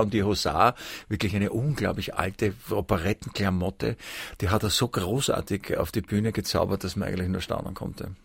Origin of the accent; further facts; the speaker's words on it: Vienna, Austria; aber ich habe meiner Heimatstadt Wien eigentlich alles zu verdanken